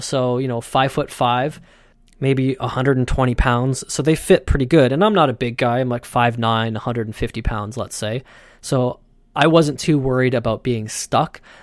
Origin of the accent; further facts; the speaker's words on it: Canada